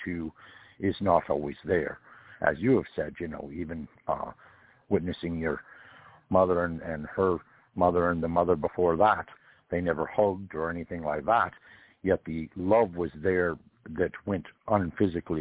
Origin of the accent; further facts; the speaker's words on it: California, United States; I come from California, and California back in the time that I was born